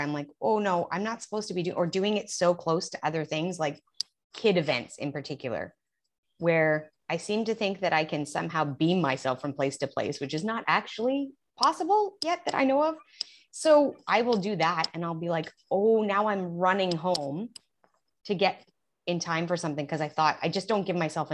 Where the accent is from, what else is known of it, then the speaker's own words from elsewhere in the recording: Alberta, Canada; accent: Canadian; moved away as an adult; now in Houston, United States; I am from Canada. So I'm Canadian down here in the heat of Texas. We've been here 8 years.